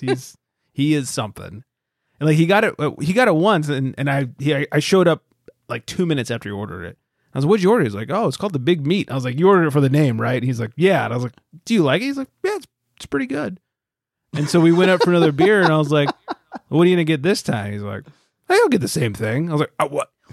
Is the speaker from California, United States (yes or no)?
yes; California, United States; moved away; I'm from California.